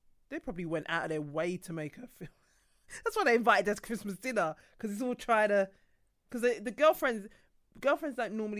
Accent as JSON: {"language": "English", "region": "London", "country": "United Kingdom", "said": "I'm from Lewisham."}